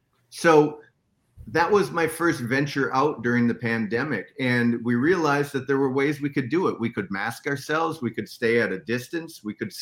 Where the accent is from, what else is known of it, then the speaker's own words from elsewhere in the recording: Minnesota, United States; So I'm from Minnesota. Minnesota is a bad place to be living in a trailer in January.